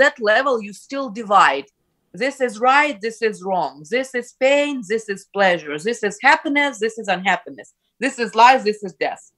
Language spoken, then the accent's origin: English; Ukraine; first language Ukrainian; English is a second language; now in Canada; I grew up in the Ukrainian-speaking environment